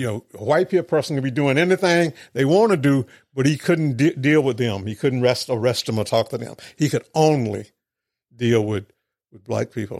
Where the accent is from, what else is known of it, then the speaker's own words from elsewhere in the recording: Mendenhall, Mississippi, United States; moved away as an adult; also born or lived in California; grew up in Mendenhall